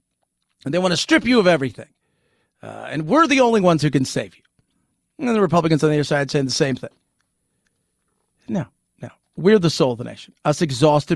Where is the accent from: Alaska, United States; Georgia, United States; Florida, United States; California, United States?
California, United States; Los Angeles; moved away as an adult; also born or lived in London; I grew up in Los Angeles, born and raised there. Then I lived in London off and on for a decade.